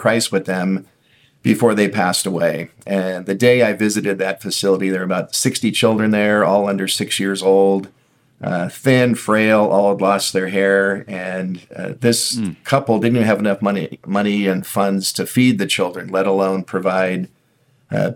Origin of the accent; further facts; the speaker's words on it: Southern California, United States; born and raised in Southern California